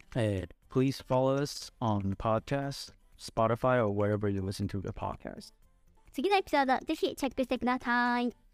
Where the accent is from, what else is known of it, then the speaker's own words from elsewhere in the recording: Tokyo, Japan; moved away as an adult; also born or lived in Taiwan; now in Dallas, United States; 東京生まれ、東京育ち